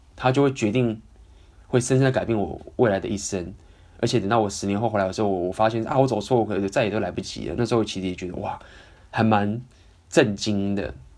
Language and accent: Chinese; Taiwan; 因为毕竟我也是从小在台湾这样长大